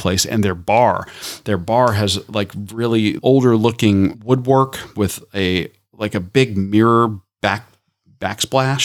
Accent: Tampa, Florida, United States; growing up in Tampa

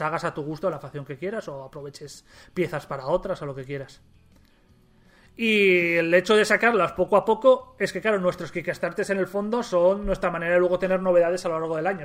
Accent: Gijón, Asturias, Spain; nosotros somos de Gijón

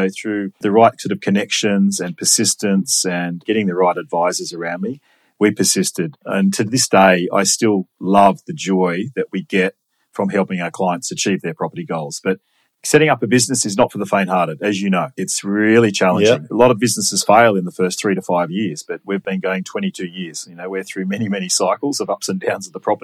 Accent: Sydney, New South Wales, Australia; I grew up in Sydney, grew up in Linfield and went to Macquarie University

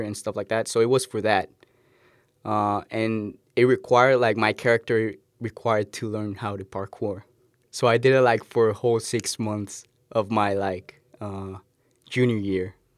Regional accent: Cali, Valle del Cauca, Colombia; now in United States; I'm from Colombia, Cali, Colombian.

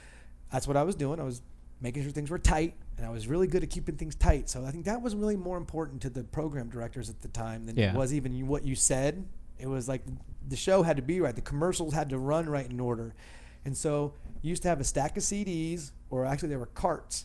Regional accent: Dayton, Ohio, United States; also born or lived in Toledo, Ohio; Dayton, Ohio, which is my hometown here

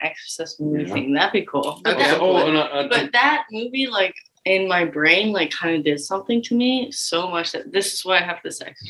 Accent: United States; being American

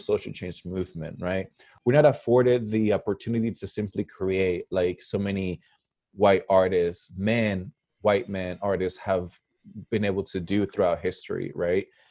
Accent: Parral, Chihuahua, Mexico; moved away; also born or lived in Ulysses, Kansas, United States; Parral, where I grew up, I, I really grew up with the mentality of being a small town guy. But then I moved from Parral to Ulysses Kansas

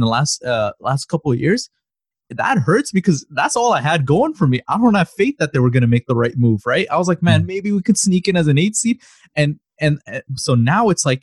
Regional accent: Toronto, Ontario, Canada; also born or lived in Chicago; I moved out of Chicago like literally the year I was born, and then I've grown up in Toronto

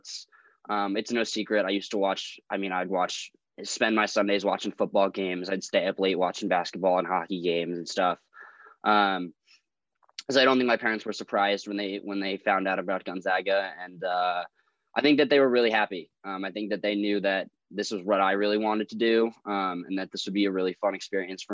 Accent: Northeast, United States; moved away; growing up in Northeast

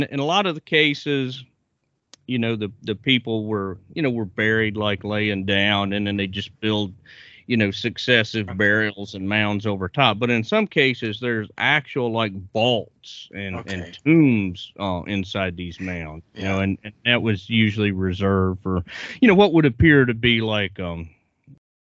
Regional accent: Virginia, United States; my home state of Virginia

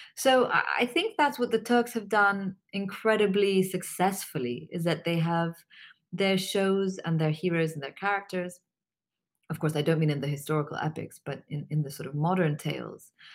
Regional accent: Pakistan; also born or lived in Syria / New York; I'm Pakistani

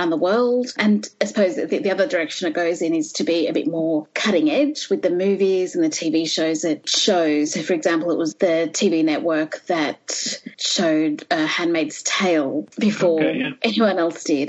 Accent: Melbourne, Victoria, Australia; moved away as an adult; also born or lived in Sydney / India; now in Canberra, Australia; I was born and raised in Melbourne

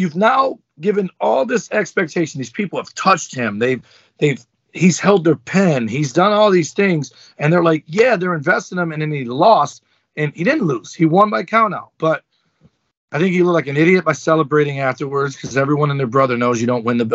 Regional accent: Detroit, Michigan, United States; I grew up in Detroit public schools

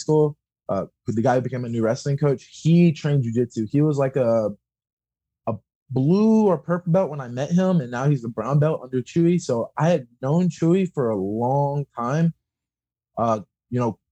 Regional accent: Louisville, Kentucky, United States; I'm from Louisville, which is about an hour and a half away from where I'm currently

